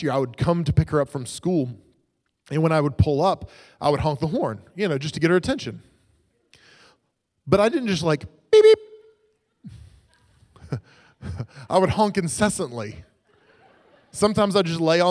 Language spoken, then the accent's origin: English; Oklahoma, United States; I grew up in Oklahoma